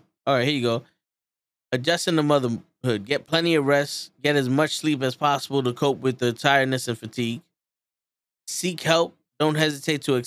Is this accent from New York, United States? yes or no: yes; New York, United States; I'm from New York.